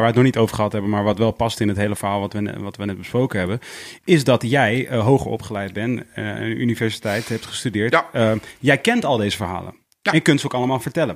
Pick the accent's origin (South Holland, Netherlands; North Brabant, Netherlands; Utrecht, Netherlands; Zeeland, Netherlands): Utrecht, Netherlands; Leusden; ik ben geboren in Leusden, daar heb je dus een Montessori school, dat zie je vlakbij uh, Amersfoort